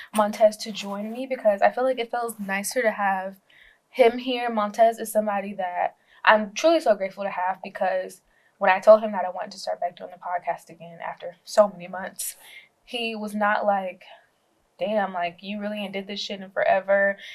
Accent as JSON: {"language": "English", "region": "Georgia", "country": "United States", "said": "I'm from Georgia, never been out in no cold"}